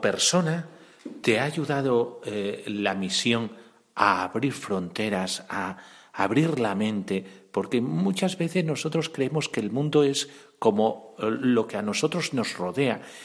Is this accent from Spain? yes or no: yes; Cáceres, Extremadura, Spain; Yo como soy extremeño y de Cáceres